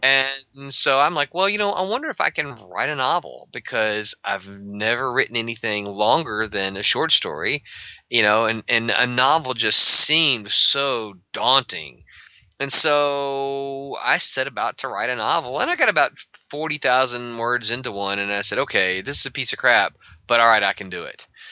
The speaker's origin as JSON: {"language": "English", "region": "Mississippi", "country": "United States", "said": "I'm from Mississippi"}